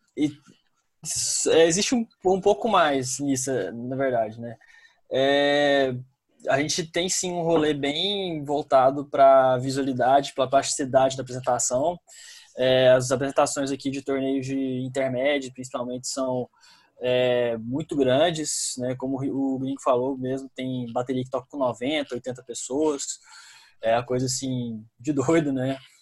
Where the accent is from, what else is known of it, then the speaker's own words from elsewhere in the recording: Minas Gerais, Brazil; sou daqui de Minas